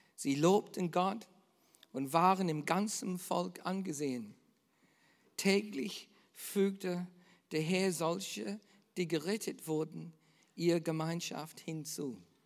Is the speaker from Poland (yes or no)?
no; Australia; bei uns in Australien